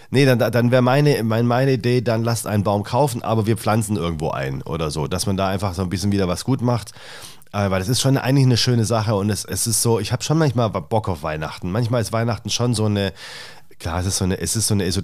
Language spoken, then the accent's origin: German; Stuttgart, Baden-Württemberg, Germany; Ich komme aus Stuttgart ursprünglich.